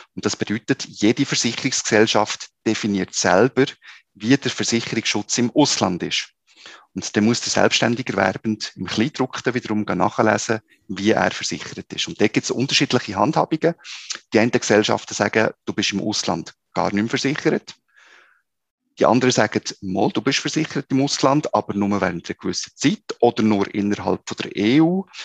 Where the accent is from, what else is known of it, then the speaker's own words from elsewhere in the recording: Switzerland; bei uns in der Schweiz